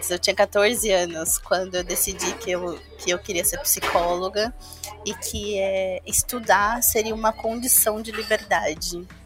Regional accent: Mirandópolis, São Paulo, Brazil; born there; Em Mirandópolis. Mirandópolis é na divisa, é, é uma hora da divisa do estado de São Paulo com Mato Grosso do Sul.

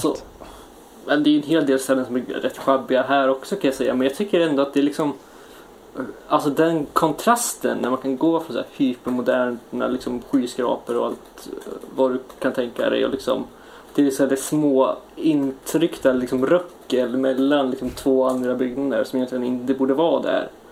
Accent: Sweden; now in Japan; de perks vi har hemma i Sverige

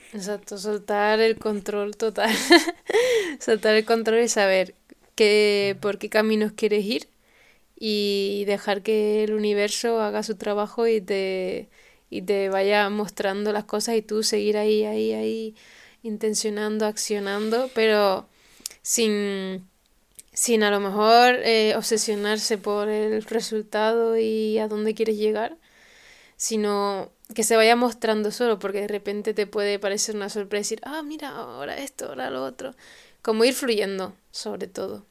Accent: Tenerife, Canary Islands, Spain; aquí en mi tierra, en Canarias, en Tenerife

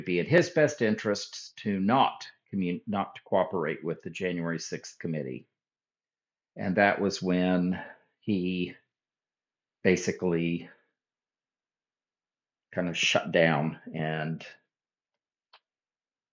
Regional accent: United States; as an American

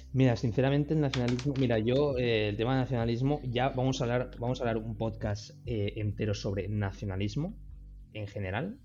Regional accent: Castellón de la Plana, Valencian Community, Spain; nací en Castellón

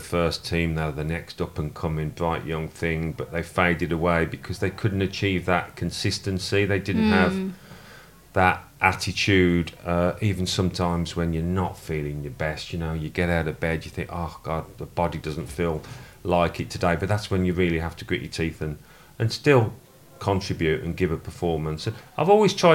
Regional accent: Birmingham, West Midlands, United Kingdom; I was brought up in Birmingham

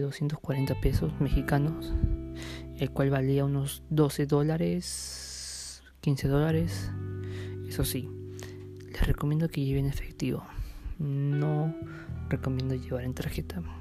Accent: Peru; yo salí de Perú

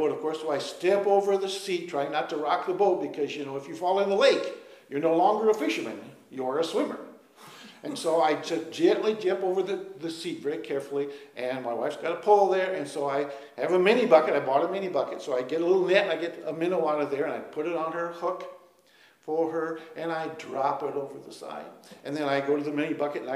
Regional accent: Minnesota, United States; we're from Minnesota, and I was a crick fisherman

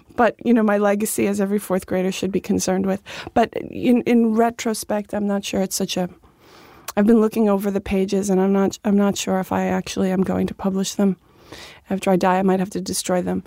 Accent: Dix Hills, New York, United States; In Dix Hills, Long Island

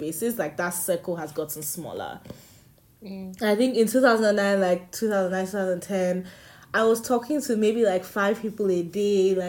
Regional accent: Nigeria; moved away; growing up in Nigeria made me an intolerant person

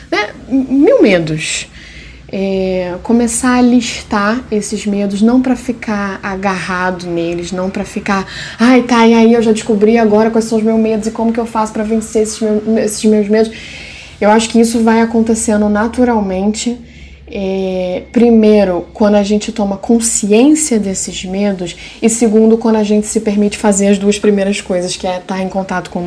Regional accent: Haiti; Porque, como haitiana, de novo me remetendo ao Reich

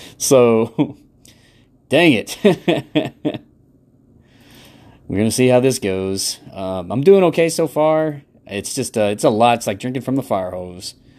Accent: United States; being American

